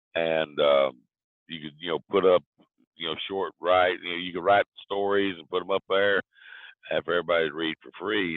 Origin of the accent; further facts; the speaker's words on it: Big Stone Gap, Virginia, United States; accent: southern; moved away; also born or lived in Florida; I grew up in a small town called Big Stone Gap, Virginia